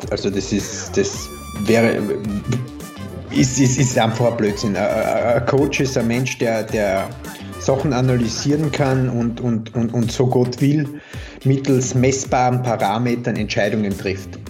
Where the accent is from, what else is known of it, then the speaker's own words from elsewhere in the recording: Carinthia, Austria; accent: mix of Carinthian, Styrian and Viennese; Ich komme ursprünglich aus Kärnten und bin so ein steirischer Grenzgänger, sprich, es ist ein bisschen ein Mischmasch aus Kärntnerisch, Steirisch und Wienerisch.